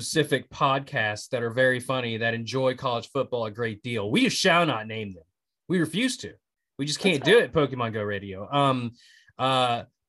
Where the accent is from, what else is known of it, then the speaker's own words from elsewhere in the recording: West Virginia, United States; I'm from West Virginia